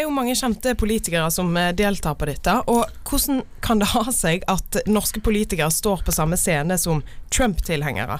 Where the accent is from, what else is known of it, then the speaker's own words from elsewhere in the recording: Florø, Vestland, Norway; jeg er fra Florø, der er det ingen folk